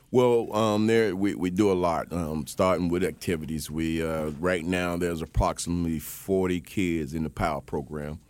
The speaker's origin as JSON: {"language": "English", "town": "Miami", "region": "Florida", "country": "United States", "tie": "born or raised there", "said": "I'm originally from Miami, Florida"}